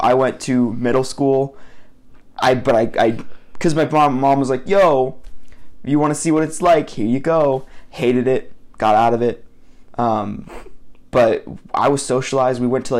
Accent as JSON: {"language": "English", "town": "Mocksville", "region": "North Carolina", "country": "United States", "tie": "born or raised there", "also_born_or_lived": "Miami, Florida", "said": "we grew up in a small town in North Carolina called Mocksville."}